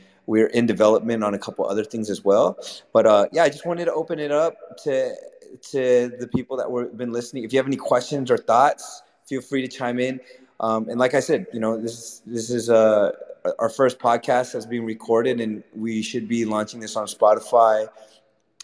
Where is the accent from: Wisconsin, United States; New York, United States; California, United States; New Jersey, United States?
California, United States; you're originally from California like me